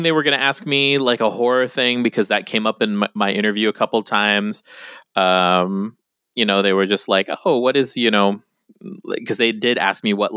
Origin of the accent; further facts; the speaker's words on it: Guam; now in San Diego, United States; when you're from Guam